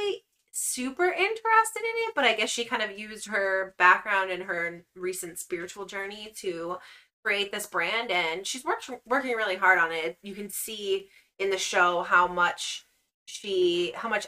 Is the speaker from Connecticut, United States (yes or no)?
no; Massachusetts, United States; we're from Massachusetts